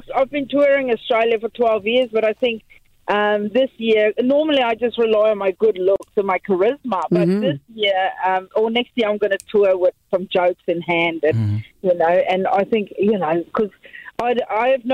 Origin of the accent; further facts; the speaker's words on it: South Africa; moved away as an adult; now in New Zealand; I lived in South Africa until I was 31 years old, supporting the Springboks, and then I moved to New Zealand